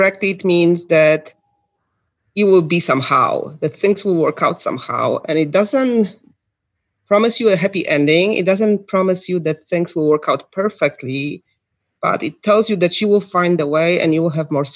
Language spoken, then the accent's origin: English; Ohio, United States; I'm from Ohio